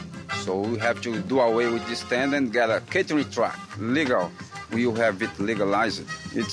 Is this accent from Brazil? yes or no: yes; Goiânia, Goiás, Brazil; English is a second language; now in San Francisco, United States; I was born in Goiânia.